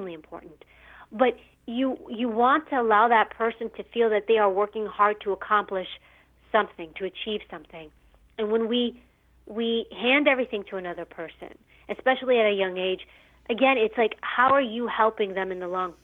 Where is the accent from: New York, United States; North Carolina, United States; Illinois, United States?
New York, United States; New York City; I grew up in New York City and in a rougher area